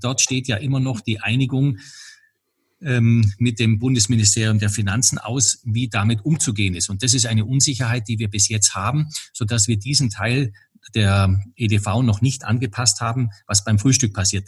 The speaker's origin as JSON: {"language": "German", "region": "Bavaria", "country": "Germany", "said": "bei uns in Bayern"}